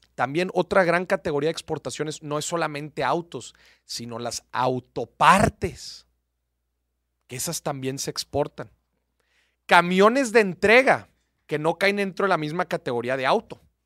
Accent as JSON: {"language": "Spanish", "country": "Mexico", "said": "somos buenos los mexicanos"}